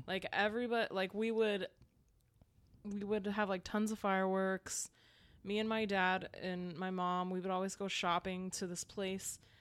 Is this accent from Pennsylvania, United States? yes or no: yes; Pennsylvania, United States; moved away; I grew up in Pennsylvania